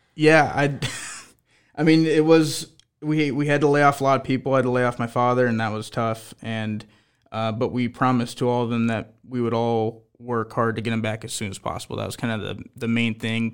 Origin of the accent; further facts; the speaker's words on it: Omaha, Nebraska, United States; I'm an Omaha kid. I grew up on Omaha steakhouses